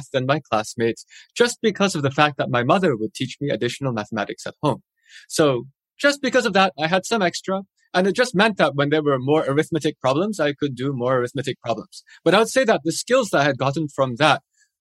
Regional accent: Madison, Wisconsin, United States; now in Pittsburgh, United States; I grew up in Madison, Wisconsin

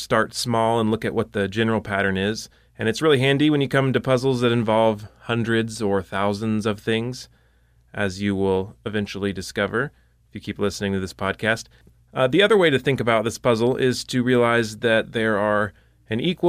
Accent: Texas, United States; I'm from Texas

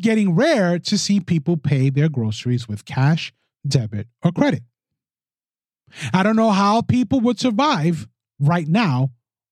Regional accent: New York City, New York, United States; my hometown of the Bronx

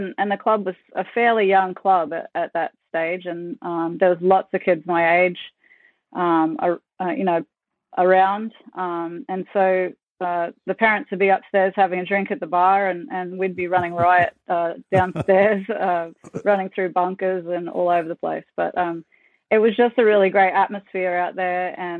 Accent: Ayr, Queensland, Australia; Growing up in Ayr, it's a small farming town, sugarcane town, and second major crop there is mangoes. So, my family weren't farmers

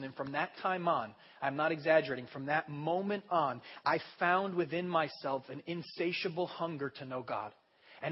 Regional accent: United States; I'm an American.

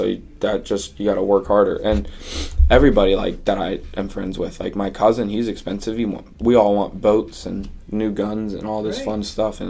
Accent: Fort Myers, Florida, United States; We grew up far, like, outside of Fort Myers in Buckingham.

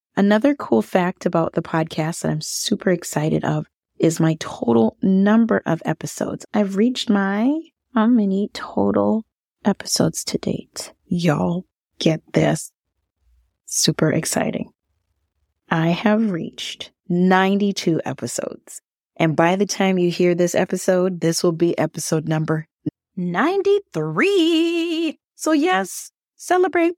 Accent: Minnesota, United States; growing up in the United States, having Thanksgiving

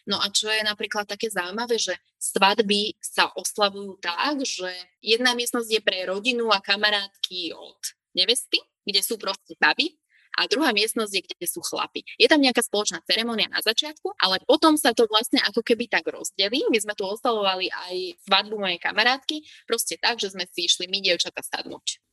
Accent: Slovakia; moved away as an adult; now in Kuwait; už som tu teda zostala ako Slovenka jediná

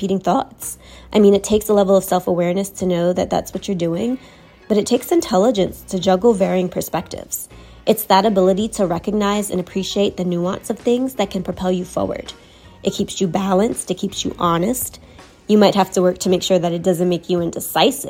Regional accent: New York City, New York, United States; moved away as an adult; now in Charlotte, United States; I was born and raised in Brooklyn, New York. I now live in Charlotte, North Carolina

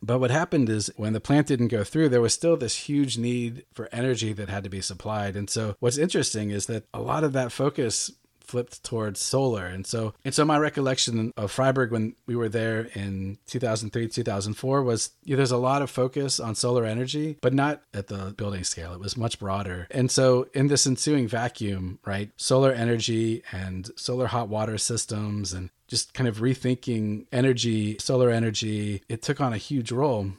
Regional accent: United States; moved away as an adult; also born or lived in Seattle; now in Germany; an American intern in two thousand three, two thousand four

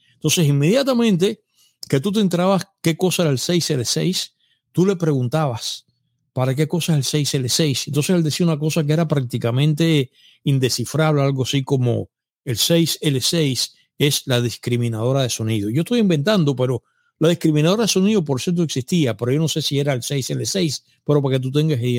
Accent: Cuba; moved away as an adult; yo no viví los 90 en Cuba, ya hace casi 30 años que me fui de Cuba, pero este panorama que voy a contar es el que yo viví hasta los años 80

